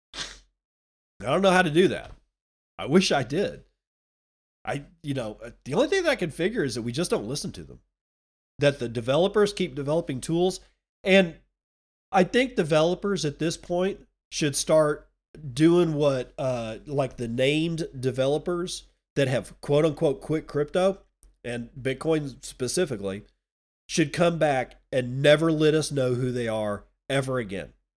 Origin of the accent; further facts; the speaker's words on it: Texas, United States; now in Washington, United States; I'm a Texan